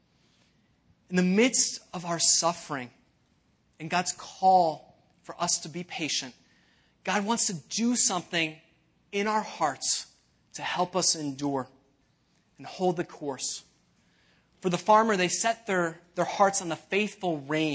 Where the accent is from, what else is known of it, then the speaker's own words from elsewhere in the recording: Elmhurst, Illinois, United States; I was actually born in Elmhurst, not too far from here